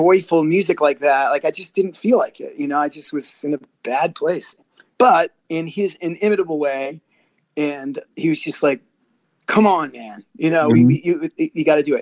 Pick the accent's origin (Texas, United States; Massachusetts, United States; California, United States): Massachusetts, United States; Boston; I'm from Boston